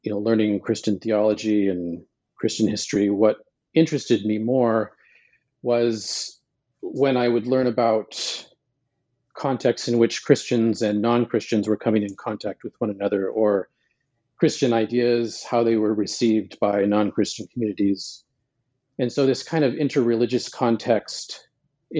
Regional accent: Montana, United States; I was born in Montana

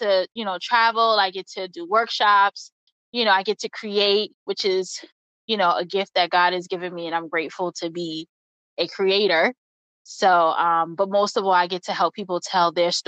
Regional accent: New York City, New York, United States; moved away as an adult; now in Atlanta, United States; Born and raised in the Bronx, New York, currently living in Atlanta, Georgia.

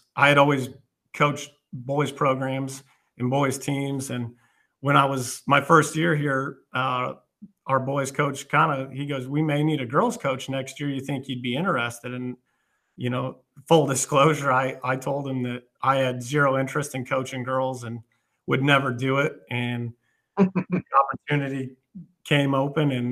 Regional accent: Colorado, United States; moved away as an adult; also born or lived in St. Louis, Missouri; now in Westphalia, United States; I grew up in Colorado, played at a large high school out there, and then came to St. Louis in the early 2000s

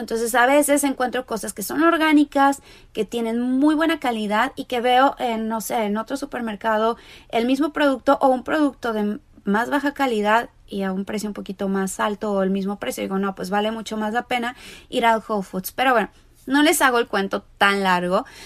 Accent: Mexico; now in Los Angeles, United States; soy mexicana, vivo en Los Ángeles, California

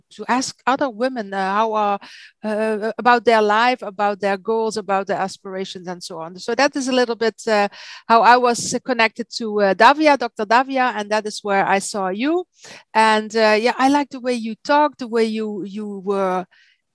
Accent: Maastricht, Limburg, Netherlands; English is a second language; now in Belgium; I'm from Holland. I'm from the south of Holland, from Maastricht.

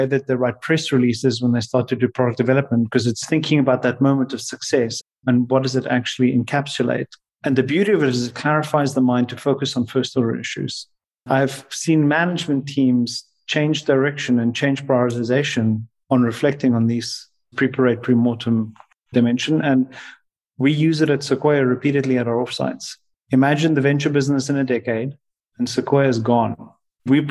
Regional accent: South Africa; my time growing up in South Africa playing rugby

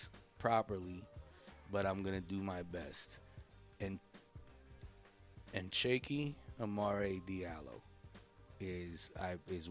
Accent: New Jersey, United States; growing up in Jersey, I had off the boat African friends.

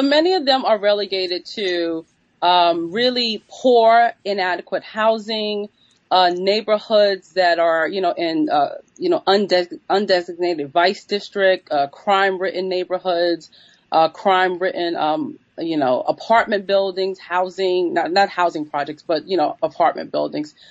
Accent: New York City, New York, United States; I'm from New York City. I was born in the 1970s and grew up in, in New York City in the Bronx in 19, 1980s and 1990s

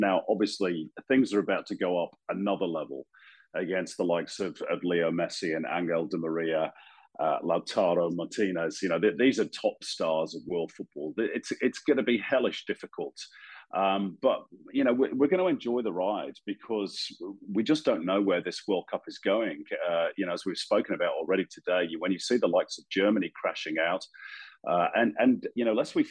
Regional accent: England, United Kingdom; moved away as an adult; now in Australia; I was born in England. I lived there for 35 years. That's the country of my birth. I would never deny it. So I'm England first.

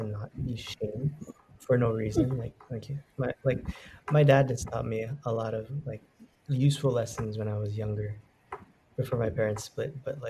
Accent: Bay Area, California, United States; now in Hawaii, United States; I was born in Hawaii, but I actually moved to the Bay Area when I was in the first grade, at the end of the first grade year. So I was brought up there too

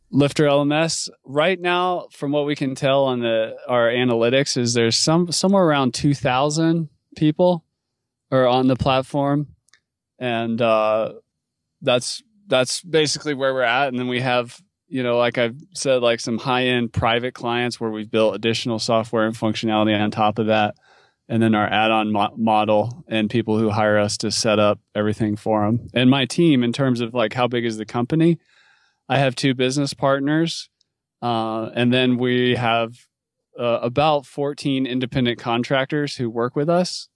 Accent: North Carolina, United States; moved away as an adult; also born or lived in Alaska / Western US; I grew up in North Carolina where it doesn't snow that much

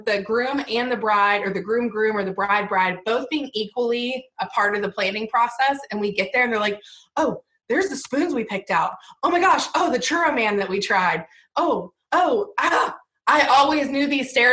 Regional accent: Virginia, United States; moved away; I'm originally from Virginia

